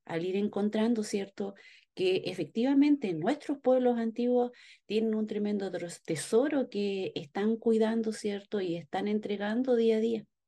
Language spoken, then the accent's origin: Spanish; Chile; nuestro escudo nacional